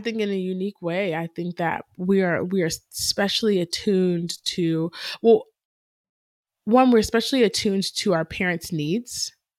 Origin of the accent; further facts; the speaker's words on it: Canton, United States; we grew up in Canton